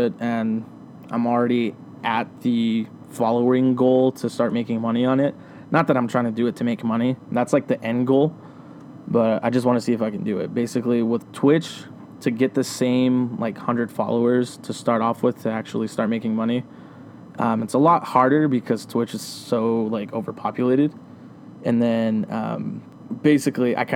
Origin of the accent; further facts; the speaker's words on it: Riverside, California, United States; now in Yucaipa, United States; I'm from Riverside, California. I was born and raised there my whole life.